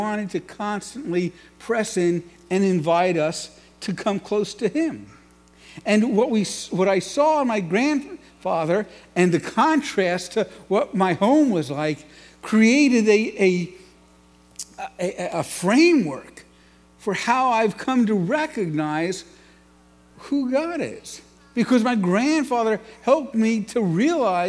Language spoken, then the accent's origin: English; New York City, New York, United States; I grew up in New York City, and the home I grew up in was profoundly disconnected